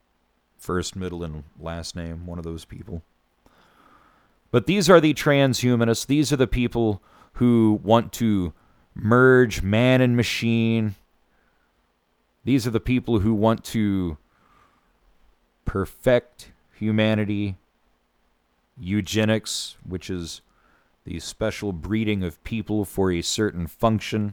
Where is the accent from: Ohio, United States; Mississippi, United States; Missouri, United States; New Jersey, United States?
Missouri, United States; Van Buren; where I grew up in Van Buren, Missouri